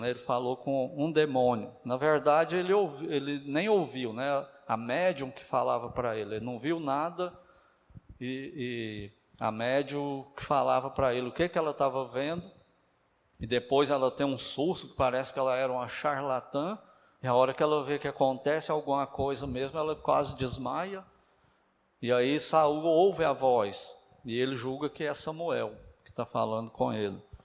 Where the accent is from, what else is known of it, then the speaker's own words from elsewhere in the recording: Uberaba, Minas Gerais, Brazil; Eu sou de Uberaba